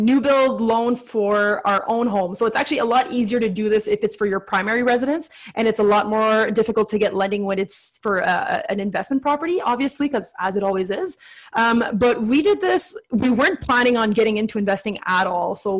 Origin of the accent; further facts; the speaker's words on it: Ottawa, Ontario, Canada; I'm from Ottawa, east of Ottawa